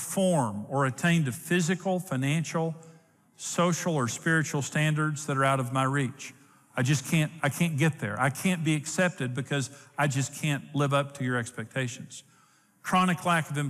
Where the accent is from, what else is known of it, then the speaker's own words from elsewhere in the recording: Clarendon, Texas, United States; also born or lived in Wellington, Texas; So I was born in Wellington, Texas, in St. Joseph's Hospital. My parents lived in Clarendon